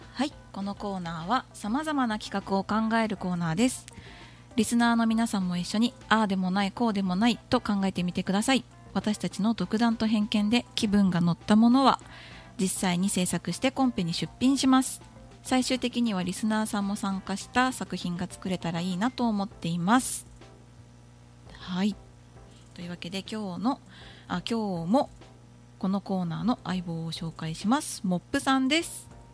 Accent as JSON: {"language": "Japanese", "region": "Okayama", "country": "Japan", "tie": "born or raised there", "moved": "yes", "said": "地元の岡山県で個展をさせていただいて"}